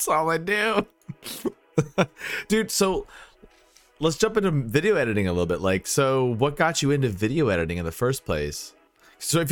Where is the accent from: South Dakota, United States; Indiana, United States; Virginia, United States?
Virginia, United States; I'm from Virginia